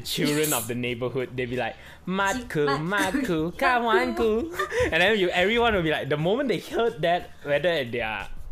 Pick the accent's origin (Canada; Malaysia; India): Malaysia; as a Malaysian kid